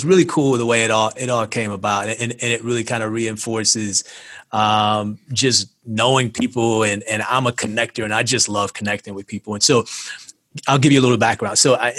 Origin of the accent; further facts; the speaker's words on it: Ohio, United States; I'm from Ohio.